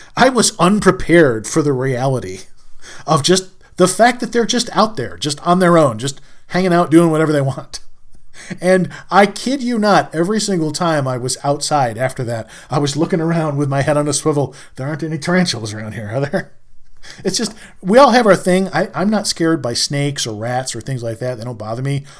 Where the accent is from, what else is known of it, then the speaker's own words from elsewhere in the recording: New York, United States; I'm a New Yorker